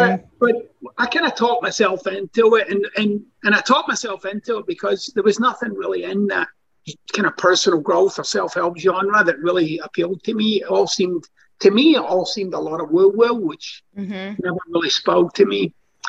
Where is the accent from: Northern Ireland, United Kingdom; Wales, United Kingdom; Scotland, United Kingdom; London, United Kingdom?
Scotland, United Kingdom; now in United States; Scottish, by the way, but it's close.